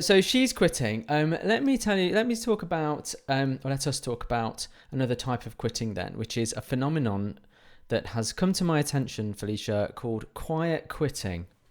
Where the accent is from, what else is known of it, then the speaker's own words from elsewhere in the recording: England, United Kingdom; we're English